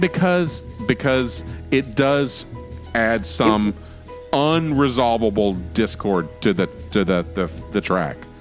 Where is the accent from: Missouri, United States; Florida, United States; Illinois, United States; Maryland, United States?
Florida, United States; I'm from Florida